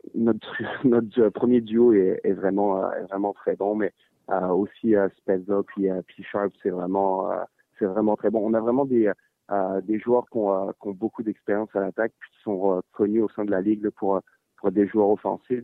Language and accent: French; France; moved away; quand j'ai grandi en France